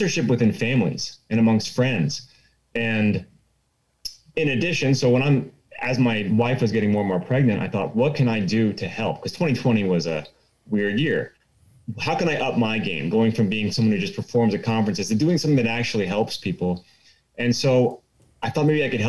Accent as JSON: {"language": "English", "region": "Southern California", "country": "United States", "also_born_or_lived": "Los Angeles / Eastern Washington", "moved": "as an adult", "lives_now": "North Idaho, United States", "said": "I'm a California guy. I'm originally from Southern California"}